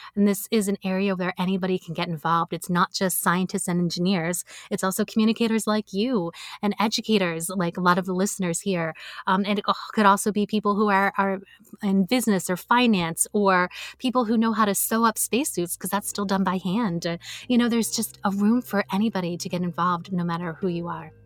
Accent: United States; I'm an American

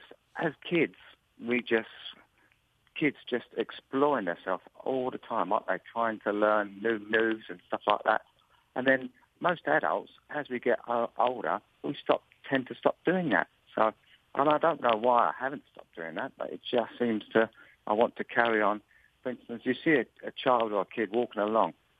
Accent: England, United Kingdom; accent: English; my accent, please tell me to slow down so the English accent doesn't come across where you can't understand me.

